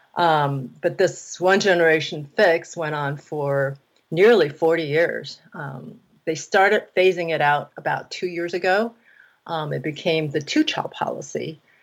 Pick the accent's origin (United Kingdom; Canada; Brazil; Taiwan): Taiwan; I grew up in Taiwan